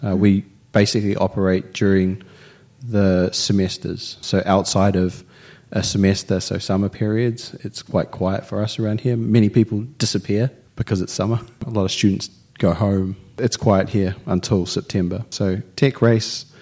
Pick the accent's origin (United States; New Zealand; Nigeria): New Zealand; now in Finland; I'm from New Zealand